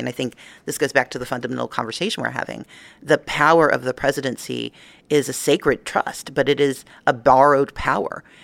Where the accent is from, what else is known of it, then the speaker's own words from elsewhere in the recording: Georgia, United States; my home state of Georgia